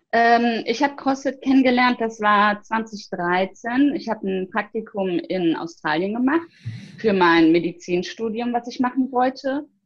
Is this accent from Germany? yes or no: yes; Bergisch Gladbach, North Rhine-Westphalia, Germany; Ich möchte nämlich in meiner Heimat, also in meiner Heimatstadt Bergisch Gladbach